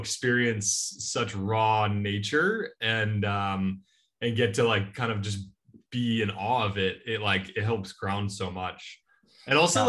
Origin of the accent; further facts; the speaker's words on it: Laguna Beach, California, United States; I'm from Laguna Beach, California